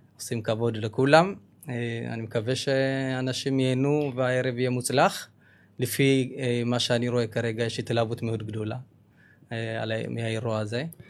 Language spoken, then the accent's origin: Hebrew; Ethiopia; now in Israel; אנחנו באים, באים ממדינה כל כך עשירה בתרבות